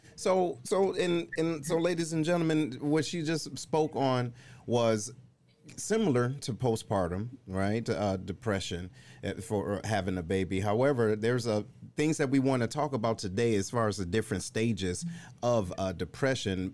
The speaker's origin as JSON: {"language": "English", "town": "Detroit", "region": "Michigan", "country": "United States", "also_born_or_lived": "Missouri", "moved": "as an adult", "said": "I'm originally from Detroit"}